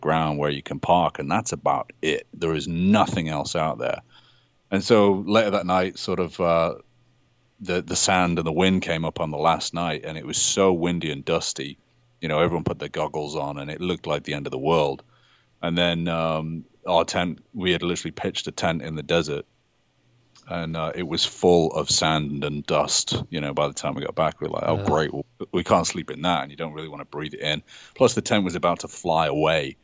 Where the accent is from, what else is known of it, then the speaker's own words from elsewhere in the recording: United Kingdom; I'm British